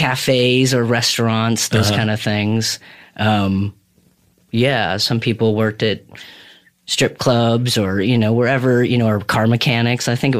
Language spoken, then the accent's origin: English; Burlington, Vermont, United States; I had like those teenager parents that were chaotic or whatever and lived all around Vermont. So we moved around Vermont.